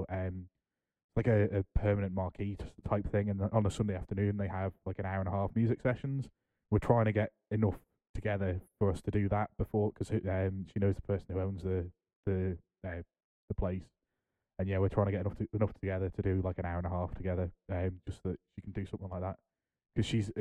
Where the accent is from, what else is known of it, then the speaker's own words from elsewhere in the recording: United Kingdom; As a British person